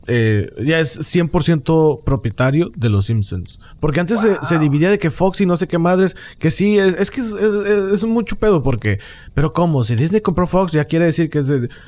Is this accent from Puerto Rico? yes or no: no; Mexico; porque a un chihuahua le ponen un sombrerito mexicano y porque yo soy mexicano.